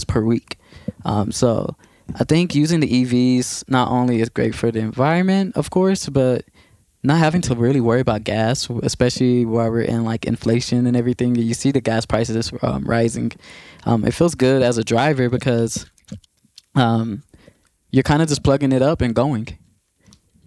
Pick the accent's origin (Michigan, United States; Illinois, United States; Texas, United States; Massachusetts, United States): Texas, United States; Waco; I was doing a good amount of art in my hometown, which is Waco, Texas